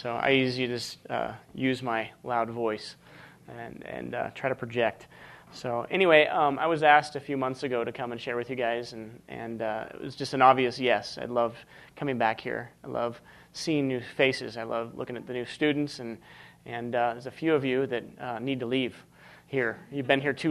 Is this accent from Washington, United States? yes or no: yes; Washington, United States; moved away as an adult; now in Montana, United States; I moved to Montana from Washington State